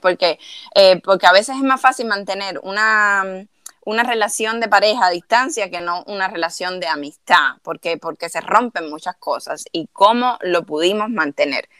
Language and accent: Spanish; Cuba; now in United States; cuando uno sale de Cuba